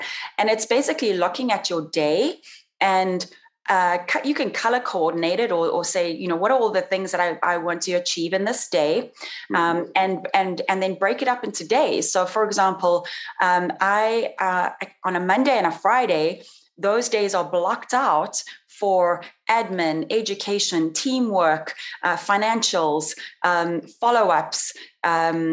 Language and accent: English; South Africa; moved away as an adult; also born or lived in Brazil / Italy; now in Las Vegas, United States; when I came back to South Africa to go through university